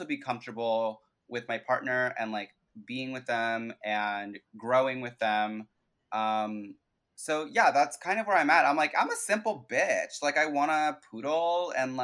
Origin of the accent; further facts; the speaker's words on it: New York, United States; growing up in New York